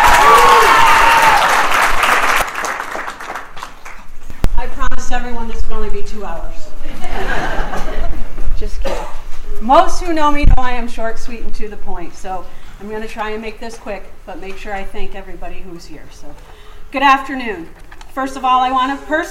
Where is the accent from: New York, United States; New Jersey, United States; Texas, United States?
New York, United States; Jamestown; moved away; Jamestown is the Pearl City of Western New York, and it is not only my hometown, but it is a place I chose to return